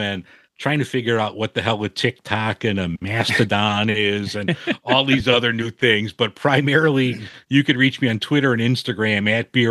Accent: Chicago, Illinois, United States; I'm some schmo from Chicago.

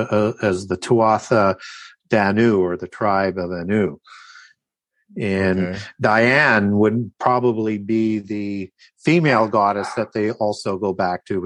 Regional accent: Canada; I'm from Canada

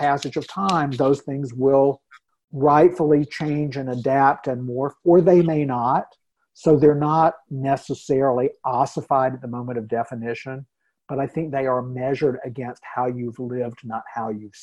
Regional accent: North Carolina, United States; moved away as an adult; now in Minnesota, United States; I grew up in North Carolina

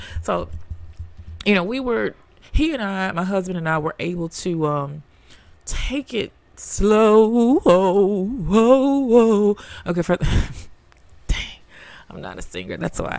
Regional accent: the South, United States; I'm the big sister of twins. I'm from the South. My parents are still married.

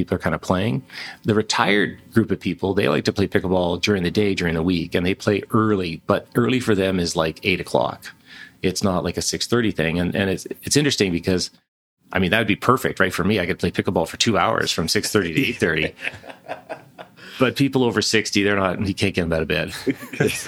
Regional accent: Ladner, British Columbia, Canada; also born or lived in Victoria, British Columbia; now in Kelowna, Canada; I was born in Victoria, grew up in Ladner in Vancouver, a little fishing village.

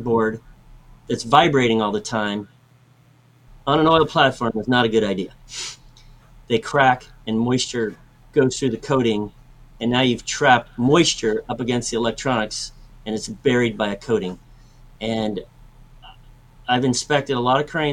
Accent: San Francisco, California, United States; I grew up in San Francisco, right above the San Francisco airport

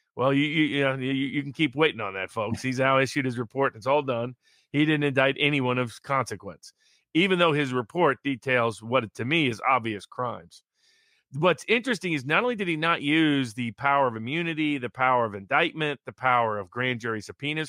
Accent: Chattanooga, Tennessee, United States; my hometown, which will feature in the last one of the last cases we'll discuss today, Chattanooga, Tennessee

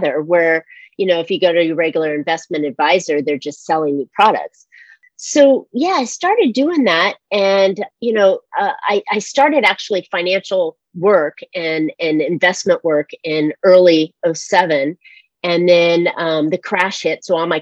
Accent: San Francisco, California, United States; moved away as an adult; also born or lived in Seattle / North Carolina; now in California, United States; I was born in San Francisco

